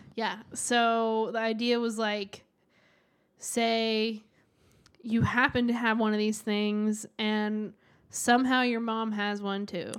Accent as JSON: {"language": "English", "region": "the South", "country": "United States", "tie": "born or raised there", "said": "I grew up in the South"}